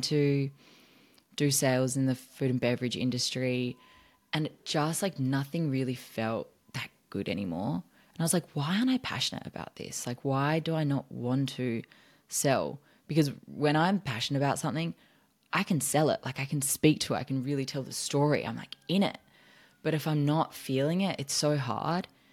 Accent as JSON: {"language": "English", "country": "Australia", "moved": "as an adult", "lives_now": "United States"}